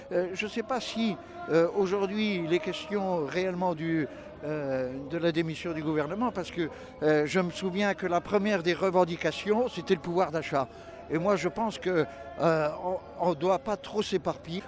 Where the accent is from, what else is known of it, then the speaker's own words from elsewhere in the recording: Moselle, Grand Est, France; On vient de Moselle